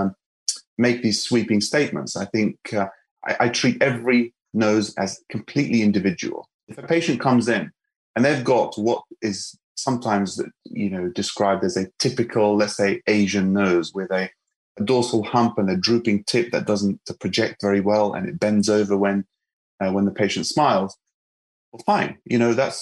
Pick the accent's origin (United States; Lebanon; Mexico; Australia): Lebanon; moved away; I'm from Lebanon, and, you know, we are no strangers to cosmetic surgery